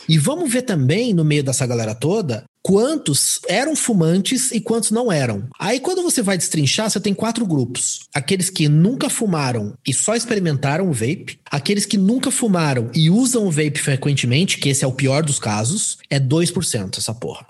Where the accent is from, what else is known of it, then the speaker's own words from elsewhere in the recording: Curitiba, Paraná, Brazil; moved away as an adult; also born or lived in Natal, Rio Grande do Norte; agora eu voltei a morar em Curitiba, sou nascido e criado em Curitiba.